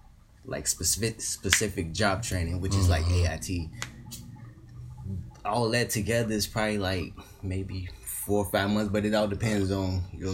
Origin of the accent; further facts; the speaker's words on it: Hopkins Park, Illinois, United States; also born or lived in Chicago, Illinois; I'm from Hopkins